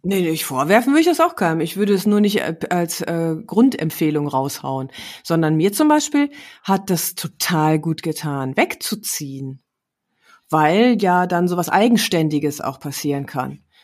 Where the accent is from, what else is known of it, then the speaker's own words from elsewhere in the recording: Herne, North Rhine-Westphalia, Germany; moved away; also born or lived in Düsseldorf; meine Heimatstadt ist Herne